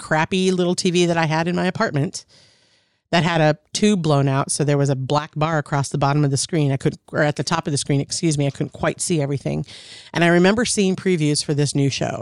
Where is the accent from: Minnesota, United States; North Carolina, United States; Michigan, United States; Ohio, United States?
Minnesota, United States; also born or lived in Wisconsin / California; grew up mostly in Minnesota, lived in Wisconsin for a couple of years, born in California, but primarily from in and around the Twin Cities